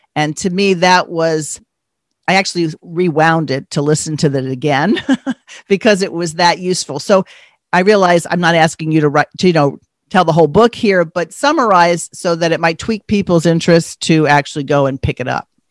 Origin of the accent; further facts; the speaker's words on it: New York, United States; growing up on the East Coast, I grew up in New York